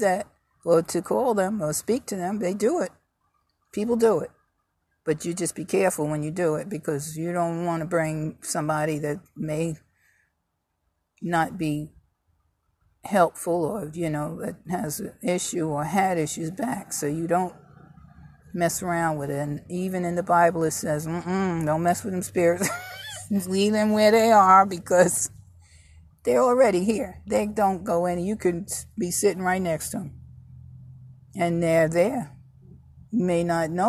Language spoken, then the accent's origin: English; New York, United States; moved away; also born or lived in Virginia; I was born and raised in New York. Migrated to Virginia